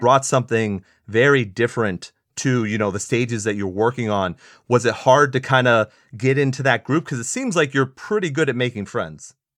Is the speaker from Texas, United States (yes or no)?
yes; San Antonio, Texas, United States; what I grew up on in San Antonio